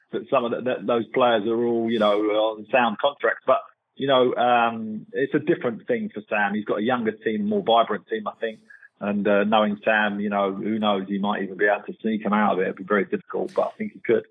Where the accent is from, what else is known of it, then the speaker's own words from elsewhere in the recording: England, United Kingdom; moved away as an adult; as English people and uh, as British people